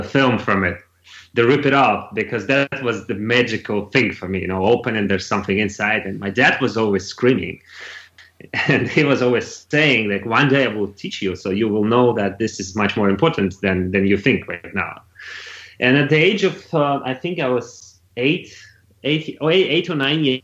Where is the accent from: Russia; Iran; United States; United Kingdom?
Russia; Moscow; English is a second language; moved away as an adult; also born or lived in Canada; I was born in Moscow, in the capital city of Russia.